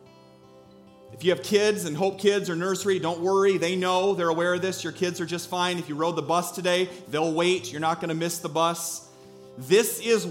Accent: Iowa, United States; We're from Iowa

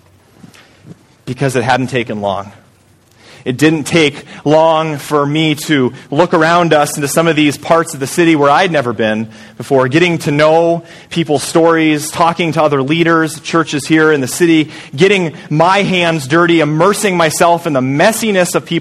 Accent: Story City, Iowa, United States; moved away; I'm just a small town guy from Story City, Iowa.

